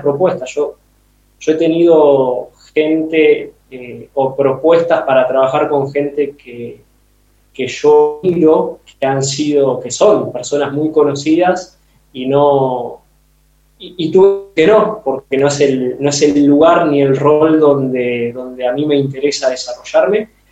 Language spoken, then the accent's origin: Spanish; Argentina; moved away; vengo del fútbol de Argentina y, como futbolero y entrenador me crié y aprendí ahí.